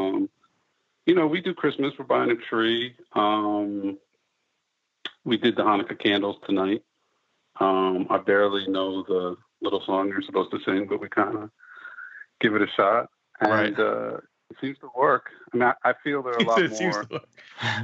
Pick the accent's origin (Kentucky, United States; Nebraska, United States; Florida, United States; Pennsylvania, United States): Pennsylvania, United States; Philadelphia; now in New York City, United States; I grew up in Philadelphia.